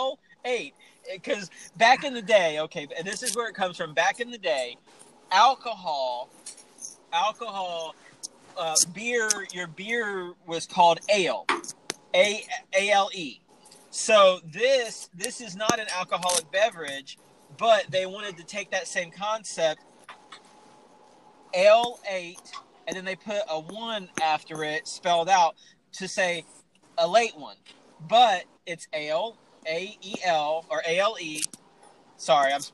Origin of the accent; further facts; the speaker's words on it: Richmond, Indiana, United States; I was born in Richmond, Indiana, and I lived 15 minutes north of Fountain City